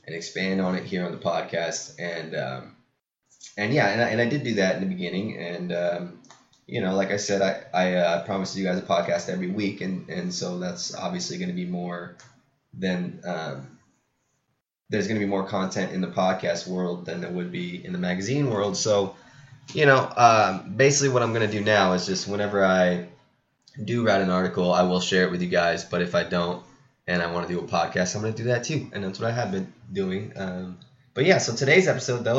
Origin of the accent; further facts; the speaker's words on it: Pacific Grove, California, United States; my hometown, Monterey, California, and, well, my hometown's Pacific Grove